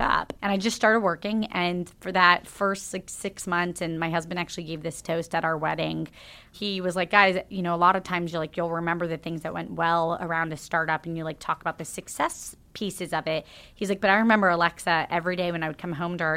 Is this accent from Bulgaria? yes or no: no; Jacksonville, Florida, United States; moved away; So I grew up in Jacksonville, Florida